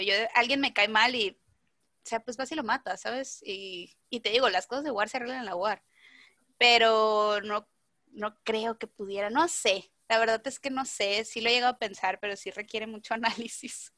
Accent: Mazatlán, Sinaloa, Mexico; soy de Mazatlán

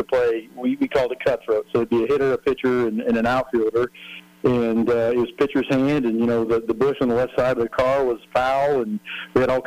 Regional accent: Santa Clara, California, United States; I grew up in Santa Clara, California, which is about 45 minutes south of San Francisco.

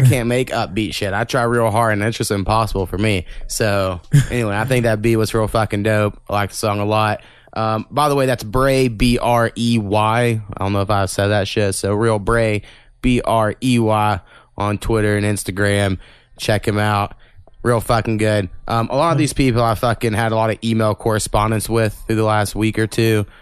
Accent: Oklahoma, United States; we're from Oklahoma we can't fucking read half the time

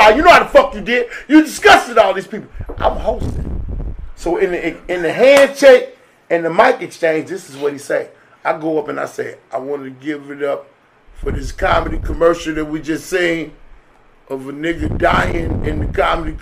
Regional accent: Chicago, Illinois, United States; if you check the file in Chicago, I'm a GD from the South Side

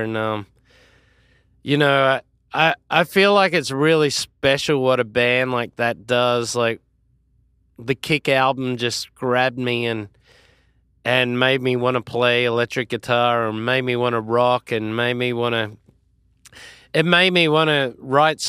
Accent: Australia; Obviously, it's my home country.

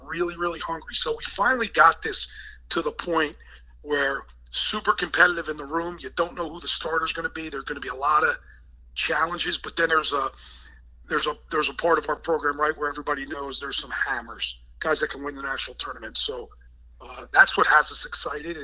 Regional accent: Jackson, New Jersey, United States; being from Jackson, New Jersey, which was my hometown

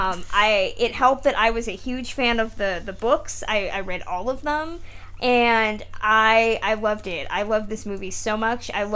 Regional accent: California, United States; I'm from California

